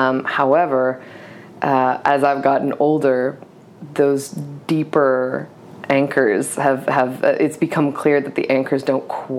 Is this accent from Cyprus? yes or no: yes; Cyprus; also born or lived in Egypt; now in United States; And so we left, and I grew up in Cyprus and Egypt. I was raised by my mother and my grandparents, and we ended up in Georgia in a suburb of Atlanta called Lawrenceville.